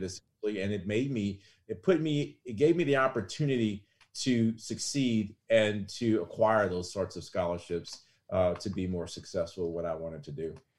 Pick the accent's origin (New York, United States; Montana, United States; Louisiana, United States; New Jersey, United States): Louisiana, United States; Lafayette; a simple, um, average family here in Lafayette, Louisiana